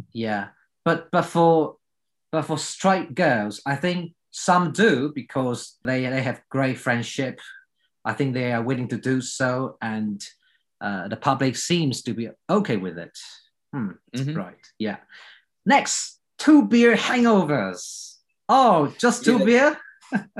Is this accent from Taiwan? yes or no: yes; Taiwan; I was raised in Taiwan